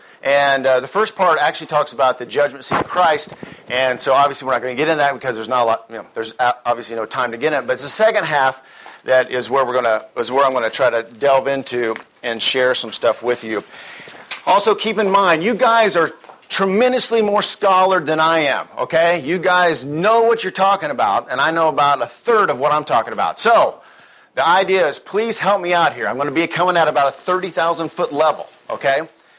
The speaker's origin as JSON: {"language": "English", "region": "Texas", "country": "United States", "said": "And even though I'm from Texas and I'm a salesman, I'm very slow, I do speak rather quickly."}